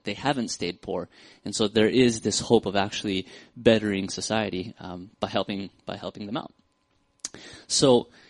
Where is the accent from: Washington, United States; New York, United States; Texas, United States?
Washington, United States; Seattle; I'm from Seattle